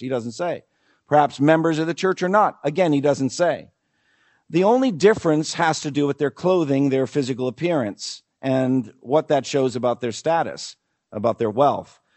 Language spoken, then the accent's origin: English; New England, United States; I come from New England